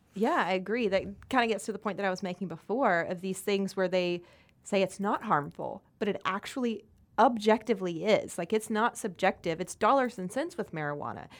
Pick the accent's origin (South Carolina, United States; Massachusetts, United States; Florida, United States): South Carolina, United States